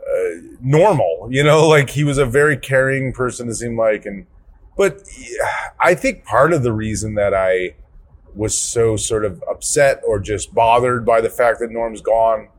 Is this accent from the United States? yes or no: yes; Chicago, Illinois, United States; as a kid growing up in Chicagoland, growing up with Chicago talk radio